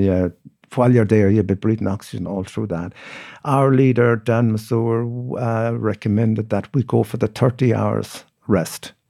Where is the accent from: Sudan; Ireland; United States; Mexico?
Ireland; Mayo, Connacht; also born or lived in Australia; growing up in Mayo